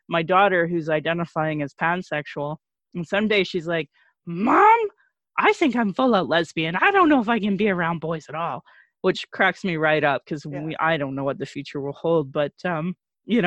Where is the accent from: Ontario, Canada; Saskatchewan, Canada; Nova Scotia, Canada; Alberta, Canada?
Alberta, Canada; Sylvan Lake; now in Calgary, Canada; growing up in Sylvan Lake and a very anti-gay culture in central Alberta